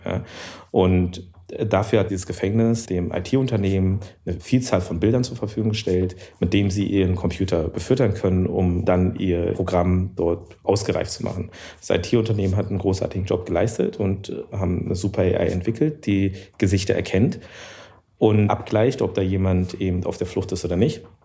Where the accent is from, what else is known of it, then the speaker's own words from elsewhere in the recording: Germany; ich bin ja auch Deutscher